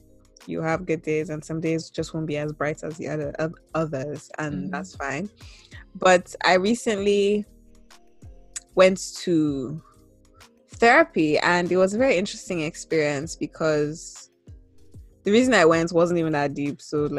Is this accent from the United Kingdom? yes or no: no; Nigeria; And a lot of my identity is very, very, very Nigerian centered.